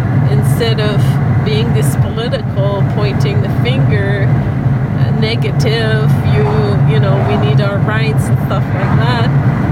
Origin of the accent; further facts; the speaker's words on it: Cap-Rouge, Quebec, Canada; also born or lived in Ontario, Canada; now in Northern Ontario, Canada; But I grew up In Cap Rouge, Quebec.